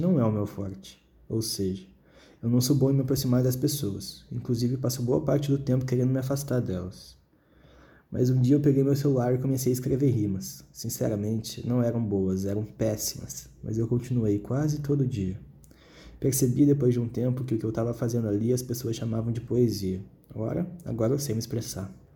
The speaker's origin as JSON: {"language": "Portuguese", "town": "Porto Alegre", "region": "Rio Grande do Sul", "country": "Brazil", "tie": "born or raised there", "said": "eu nasci em Porto Alegre"}